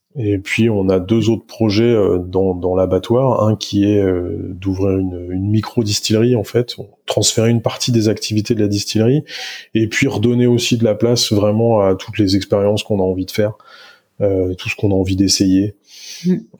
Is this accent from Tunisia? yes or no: no; Niort, Nouvelle-Aquitaine, France; moved away; also born or lived in Nantes / Brittany; J'ai grandi du côté de, de Niort